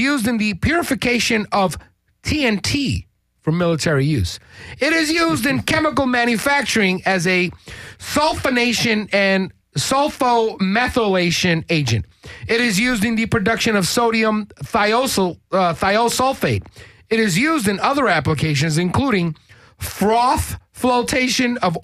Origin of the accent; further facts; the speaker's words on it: New York, United States; I'm originally from New York